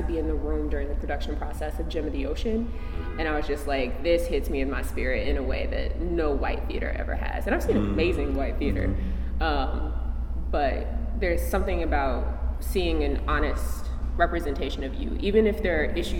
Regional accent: Midwest, United States; Let's see, I come from the Midwest, Upper South.

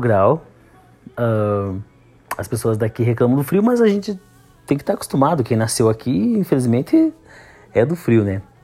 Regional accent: Campos Novos, Santa Catarina, Brazil; eu nasci aqui em Campos Novos mesmo

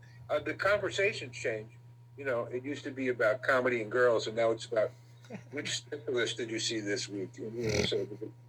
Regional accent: New York City, New York, United States; also born or lived in Los Angeles; now in Indianapolis, United States; totally different existence from growing up in New York City and then 22 years in Los Angeles.

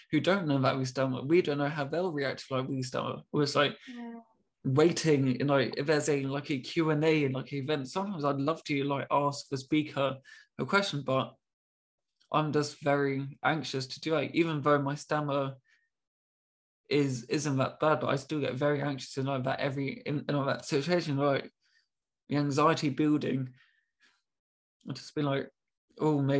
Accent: United Kingdom; being very British, I'm, I'm so sorry, I'm really confused.

